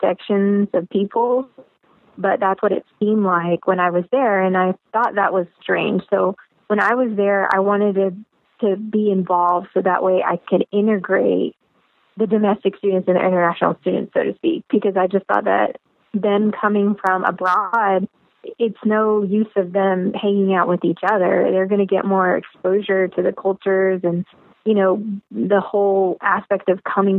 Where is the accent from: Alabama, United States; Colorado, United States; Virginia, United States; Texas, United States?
Alabama, United States; I was born in the United States, and I went to high school at the Alabama School of Math and Science